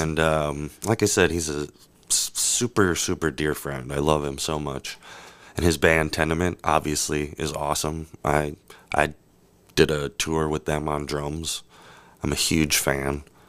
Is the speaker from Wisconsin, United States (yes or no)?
yes; Wisconsin, United States; I'm from Wisconsin